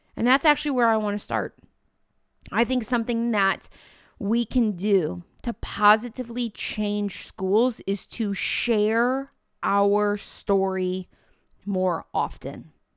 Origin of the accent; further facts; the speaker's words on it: Mattoon, Illinois, United States; I wanted to teach middle school science at Mattoon Middle School, which is where I was born and raised